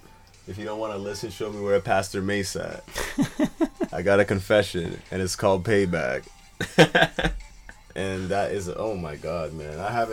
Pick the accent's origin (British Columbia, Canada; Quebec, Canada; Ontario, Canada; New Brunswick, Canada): Ontario, Canada; Ottawa; I'm like, I'm from Ottawa.